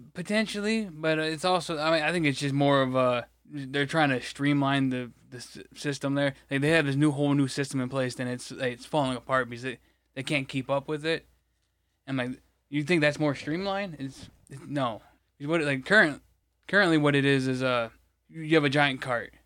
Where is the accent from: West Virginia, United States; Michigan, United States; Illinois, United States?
Michigan, United States; it's not my city, but it's, you know, my state